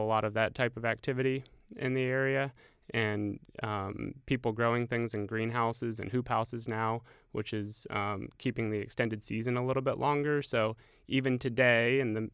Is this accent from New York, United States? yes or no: no; western Ohio, United States; I grew up on the western side of the state, which is also very beautiful as well.